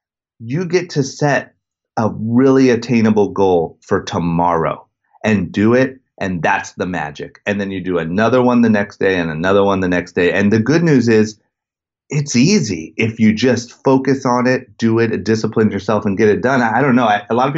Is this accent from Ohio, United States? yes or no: yes; Akron, Ohio, United States; I grew up in outside of Akron, Ohio, in a super small town and was obsessed with skateboarding